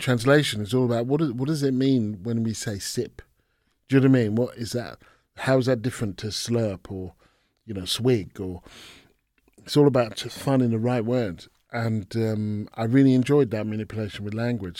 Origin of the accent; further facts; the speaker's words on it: England, United Kingdom; I was born in England, grew up in England.